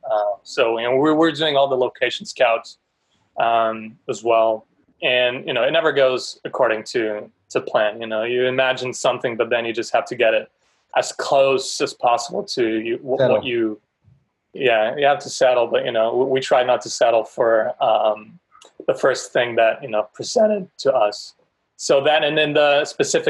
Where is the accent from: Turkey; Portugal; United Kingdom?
Portugal; now in United States; we come from a different place, from a different country